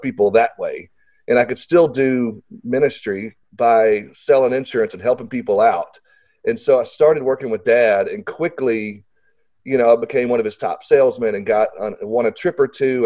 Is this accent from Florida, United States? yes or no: no; Little Rock, Arkansas, United States; I live in Arkansas, and so for people that are listening, I'm from Little Rock, Arkansas